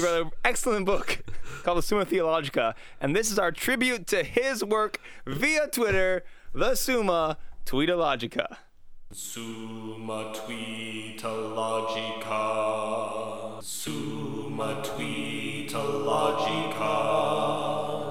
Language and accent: English; United States